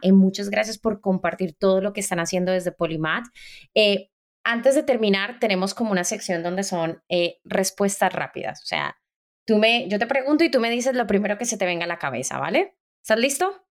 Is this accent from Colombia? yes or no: yes; Colombia; Como colombiana